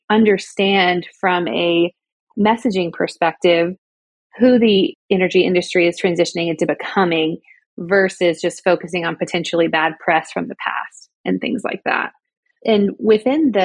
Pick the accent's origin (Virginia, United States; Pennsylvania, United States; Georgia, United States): Georgia, United States; moved away as an adult; also born or lived in Southern California; now in Oklahoma, United States; my home state of Georgia